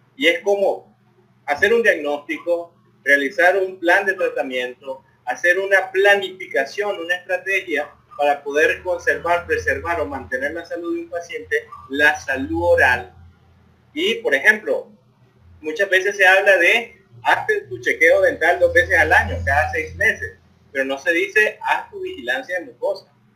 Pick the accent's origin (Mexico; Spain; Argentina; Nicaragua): Nicaragua; León; los que somos de la ciudad de León